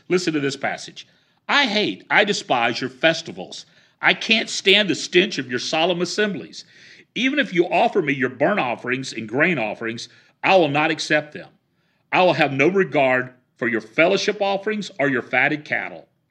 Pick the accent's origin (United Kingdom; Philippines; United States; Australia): United States; the South; I grew up in the South.